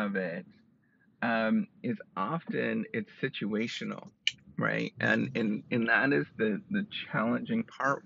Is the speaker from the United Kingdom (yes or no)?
no; Canada; I'm Canadian